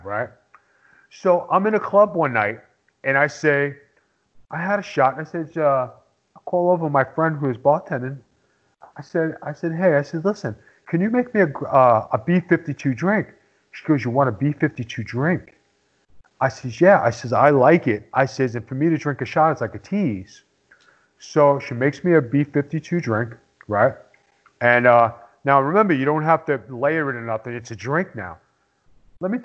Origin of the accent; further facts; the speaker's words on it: New York City, New York, United States; I'm from Staten Island